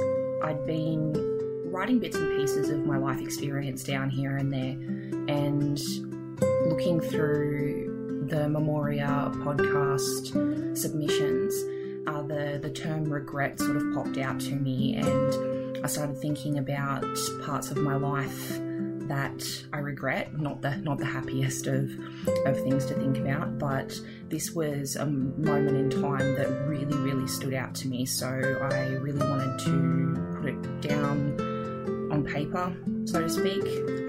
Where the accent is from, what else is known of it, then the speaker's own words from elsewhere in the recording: Forbes, New South Wales, Australia; I was planning on making a six-hour drive to my hometown of Forbes.